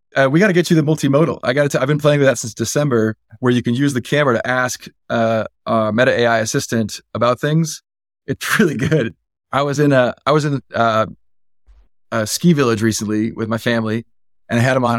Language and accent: English; Silicon Valley, California, United States; I was born and raised in the Valley